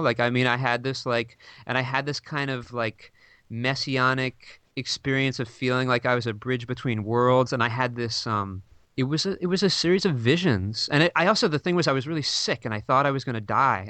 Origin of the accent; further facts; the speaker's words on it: New York City, New York, United States; I grew up in New York City